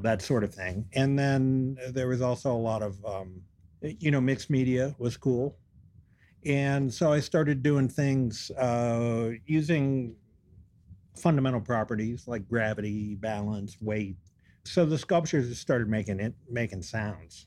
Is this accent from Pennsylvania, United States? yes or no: yes; Western Pennsylvania, United States; moved away as an adult; also born or lived in Denver / Baltimore / Montana; I grew up in Western Pennsylvania